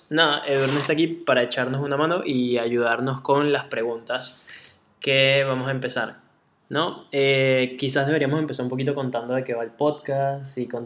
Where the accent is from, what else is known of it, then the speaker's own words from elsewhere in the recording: Caracas, Capital District, Venezuela; De Caracas. No soy nada maracucho